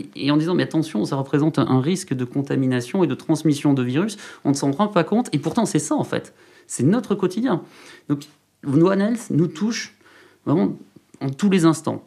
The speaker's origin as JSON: {"language": "French", "town": "Saint-Paul-lès-Dax", "region": "Nouvelle-Aquitaine", "country": "France", "tie": "born or raised there", "said": "Je suis originaire des Landes."}